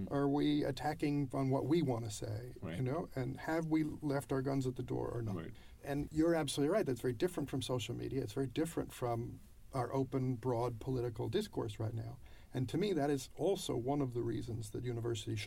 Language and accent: English; United States; I'm an American